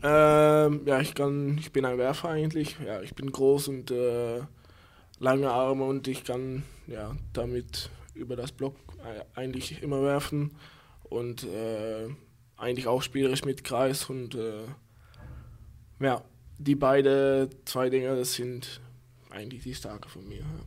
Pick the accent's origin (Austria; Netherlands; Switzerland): Netherlands; Berkel-Enschot, North Brabant; German is a second language; moved away as an adult; now in Lübeck, Germany; Berkel Enschot